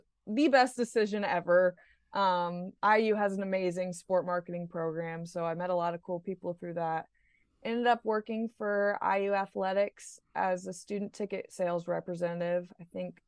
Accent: Indiana, United States; moved away; I grew up in Indiana

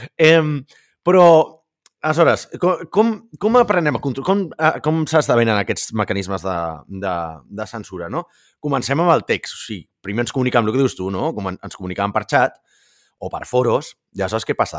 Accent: Catalonia, Spain; som catalans

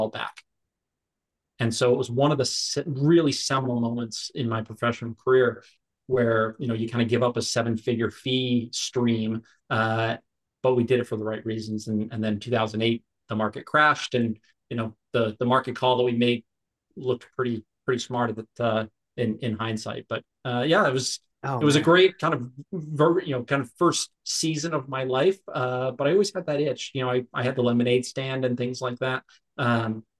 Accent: New York, United States; I grew up in New York.

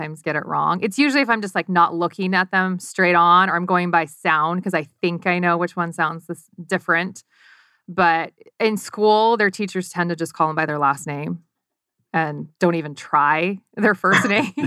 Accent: D.C. area, Northern Virginia, United States; moved away as an adult; also born or lived in Utah; now in Arizona, United States; I grew up in Northern Virginia, D.C. area, so youngest of five girls

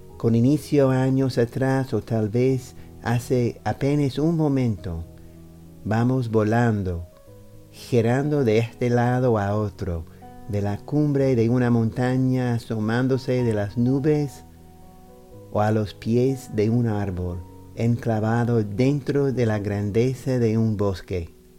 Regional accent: New York, United States; Spanish is a second language; soy estadounidense de Nueva York. Empecé a recitar poesía como una forma de seguir practicando español

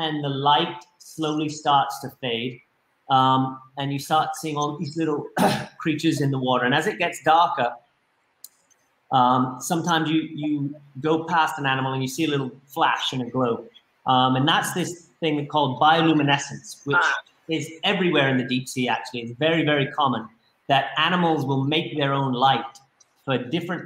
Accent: Spanish Wells, Bahamas; also born or lived in Eleuthera; up where I grew up in Spanish Wells

